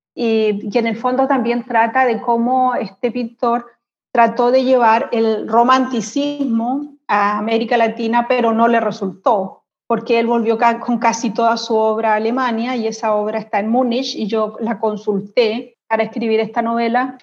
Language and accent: Spanish; Concepción, Biobío, Chile; moved away as an adult; also born or lived in Santiago, Chile; now in Berlin, Germany; yo soy de Concepción